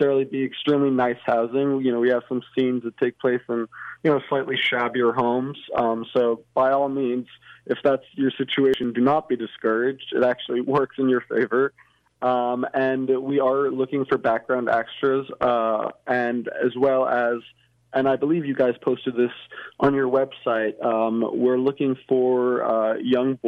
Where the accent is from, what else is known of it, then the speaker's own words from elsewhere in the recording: New York City, New York, United States; I was born in New York City, born and bred